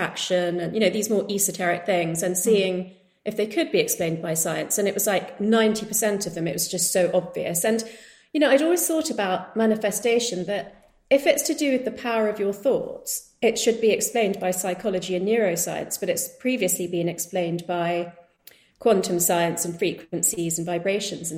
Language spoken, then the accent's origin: English; United Kingdom; being of Indian heritage growing up in the UK